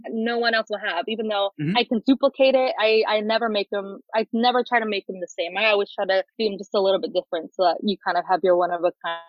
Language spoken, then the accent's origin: English; Orange County, California, United States; I'm an Angels fan and grew up in Orange County.